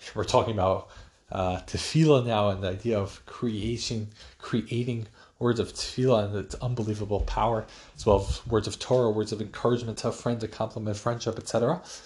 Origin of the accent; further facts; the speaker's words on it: New York, United States; my hometown New York Yankees